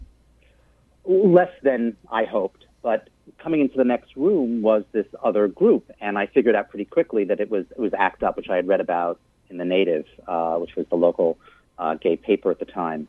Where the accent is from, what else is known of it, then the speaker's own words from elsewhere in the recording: Long Island, New York, United States; I'm a Jewish kid growing up in Long Island